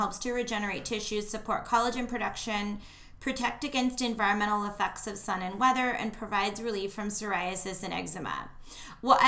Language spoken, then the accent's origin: English; United States; we're American